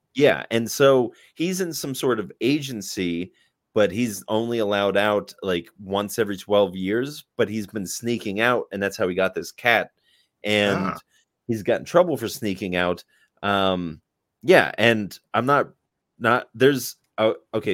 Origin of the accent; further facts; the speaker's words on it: United States; I'm an American